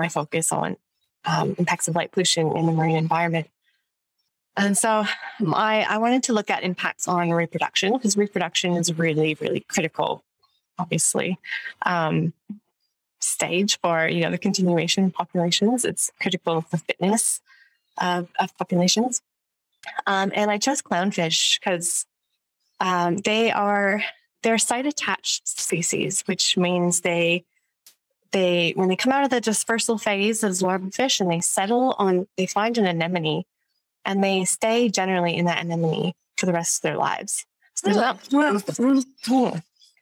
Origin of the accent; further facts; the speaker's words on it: just outside of Ottawa, Ontario, Canada; moved away; also born or lived in Melbourne; I'm from Canada, so I grew up in just outside of Ottawa, the capital of Canada